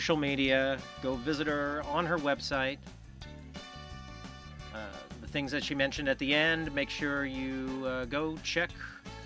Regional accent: Kansas City, Missouri, United States; I'm from Kansas City

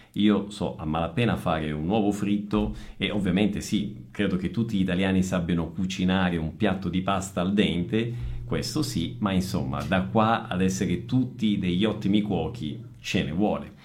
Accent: Messina, Sicily, Italy; moved away; also born or lived in Northern Italy; da meridionale, quindi da siciliano, quindi io sono un italiano del Sud nato a Messina, però ho vissuto circa 15 anni al Nord e circa 15 anni al Sud

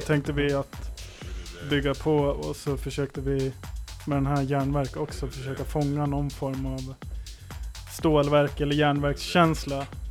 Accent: Valbo, Gävleborg County, Sweden; Jag är född i Gävle, uppvuxen i Valbo

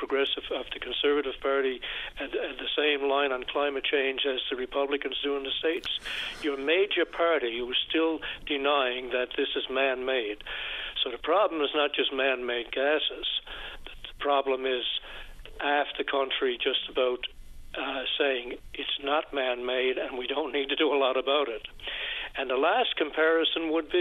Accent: Canada; I'm from Canada

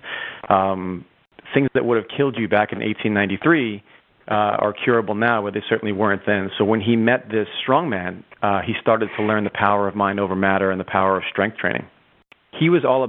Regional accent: United States; As an American

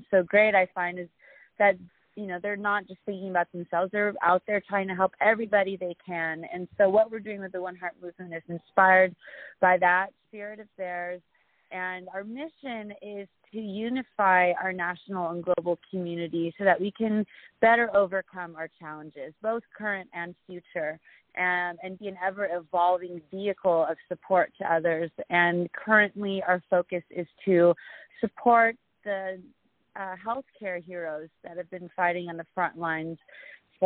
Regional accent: Southern California, United States; moved away as an adult; also born or lived in Philippines; I grew up in Southern California

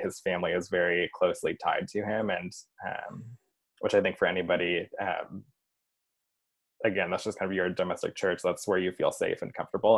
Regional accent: Chicago suburbs, Illinois, United States; now in Chicago, United States; I'm originally from the Chicago suburbs, currently in the city of Chicago

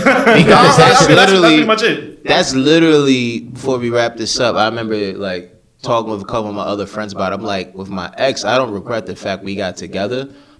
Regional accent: Brooklyn, New York, United States; Yo, who said I'm from Westchester? I'm from Brooklyn.

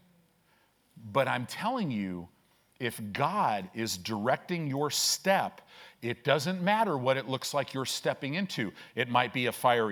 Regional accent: Illinois, United States; moved away; also born or lived in Southern California; I grew up in Illinois

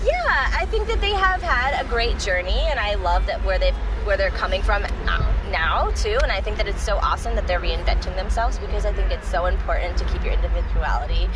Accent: Doylestown, Pennsylvania, United States; now in Philadelphia, United States; I grew up, so I grew up a little outside of Philly. It's a, it's like um, Doylestown area.

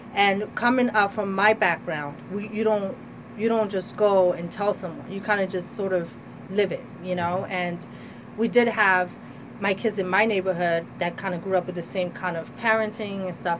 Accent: Trenton, New Jersey, United States; I am a Trenton resident, born and raised

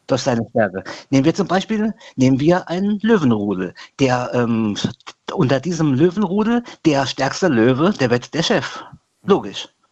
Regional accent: Bad Sobernheim, Rhineland-Palatinate, Germany; bei uns in Sobernheim

